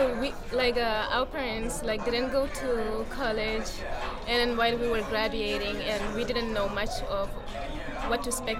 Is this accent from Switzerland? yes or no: no; Senegal; also born or lived in Central African Republic; now in United States; I grew up in Senegal.